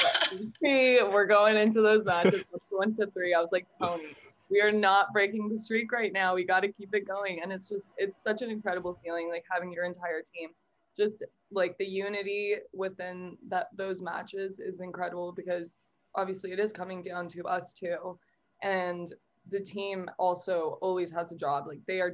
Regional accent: Toronto, Ontario, Canada; moved away as an adult; now in Jacksonville, United States; I am a redshirt sophomore, and I'm from Toronto, Ontario

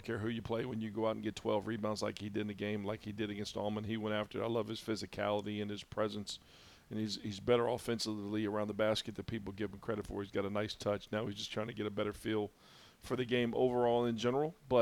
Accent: Indianapolis, Indiana, United States; moved away as an adult; also born or lived in Lexington / Memphis / El Paso / Orlando; now in Mount Pleasant, United States; growing up in Indy, and obviously Indy's not a small town

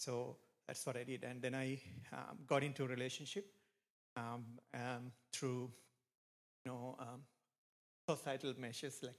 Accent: Sri Lanka; moved away; I am from Sri Lanka. It's probably you have heard of it. It's a small island near India. It's a very beautiful country. It's a good country to live. But I grew up there

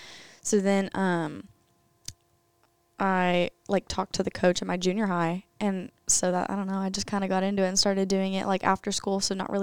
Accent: The Woodlands, Texas, United States; I'm from the Woodlands, and yeah, I've been pole vaulting.

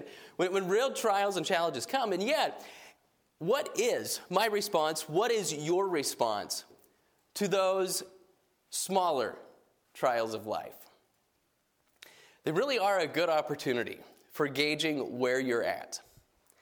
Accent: New Mexico, United States; I grew up in New Mexico

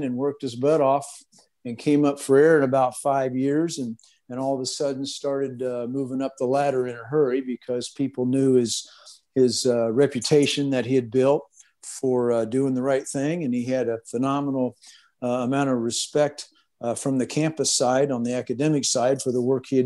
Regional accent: Hoopeston, Illinois, United States; moved away as an adult; also born or lived in Orange County, California / Boise, Idaho; moved back to Illinois, moved back to Hoopston, my hometown

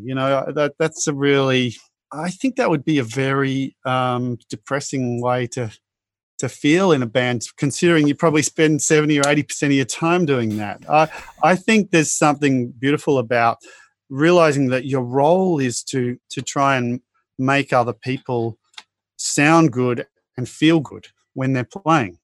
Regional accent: Australia; growing up in Australia

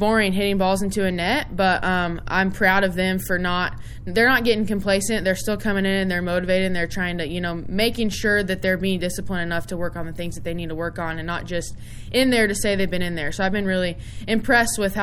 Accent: Kansas, United States; to represent my home state in my first head coaching job

